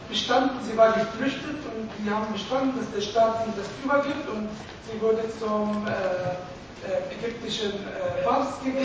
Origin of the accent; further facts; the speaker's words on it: Palestine; German is a second language; now in Germany; ich komme aus Palästina